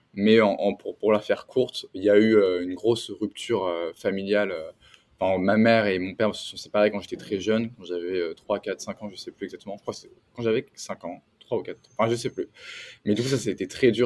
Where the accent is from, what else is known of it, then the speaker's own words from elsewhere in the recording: France; moved away as an adult; also born or lived in San Francisco Bay Area; now in San Francisco, United States; je suis un entrepreneur euh, français